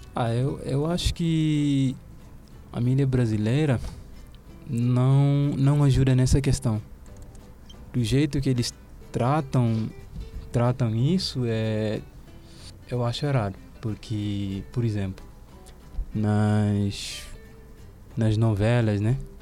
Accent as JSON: {"language": "Portuguese", "country": "Guinea-Bissau", "tie": "born or raised there", "moved": "yes", "lives_now": "Brazil", "said": "no país onde eu nasci, é, não tem muito essa diferença. É um país de negros"}